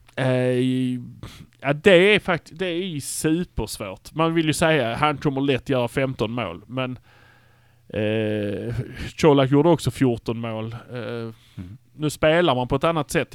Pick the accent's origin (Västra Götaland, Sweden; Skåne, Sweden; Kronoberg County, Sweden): Skåne, Sweden; Malmö; vi är från Malmö